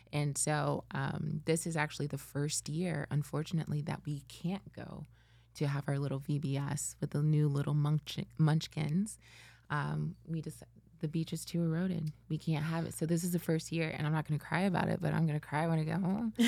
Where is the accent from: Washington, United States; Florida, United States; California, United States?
Florida, United States; Fort Lauderdale; born or raised there; also born or lived in Spain / Texas